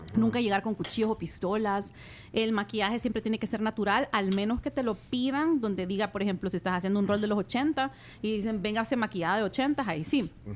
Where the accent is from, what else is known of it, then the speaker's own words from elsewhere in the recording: El Salvador; somos dos salvadoreñas